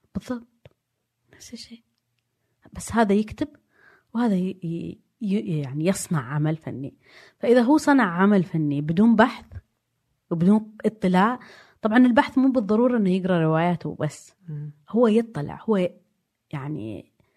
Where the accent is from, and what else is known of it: Saudi Arabia; born or raised there; also born or lived in Diriyah, Saudi Arabia / Jeddah, Saudi Arabia / London, United Kingdom